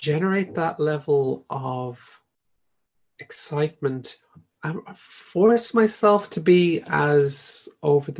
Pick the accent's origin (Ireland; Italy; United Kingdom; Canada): Ireland; I'm Irish